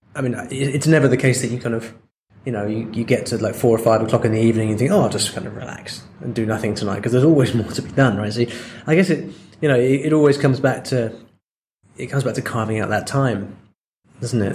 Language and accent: English; England, United Kingdom; now in Spain; I'm I'm English